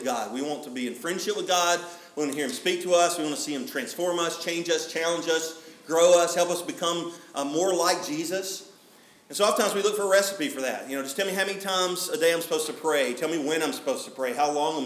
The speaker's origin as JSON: {"language": "English", "region": "Alabama", "country": "United States", "said": "I'm from Alabama"}